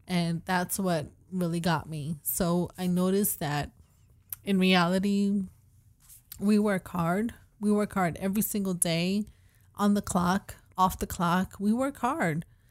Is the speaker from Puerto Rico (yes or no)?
yes; Puerto Rico; I'm from Puerto Rico